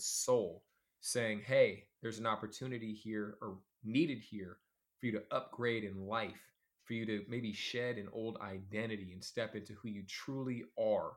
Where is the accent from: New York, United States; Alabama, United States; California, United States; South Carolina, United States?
California, United States; Oakland; also born or lived in Alameda, California / Los Angeles, California; I'm from Oakland, California, as well as Alameda, two cities right next to each other